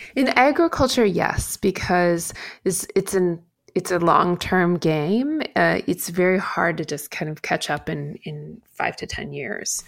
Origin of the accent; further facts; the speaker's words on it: Midwest, United States; moved away as an adult; also born or lived in China; I'm from the Midwest.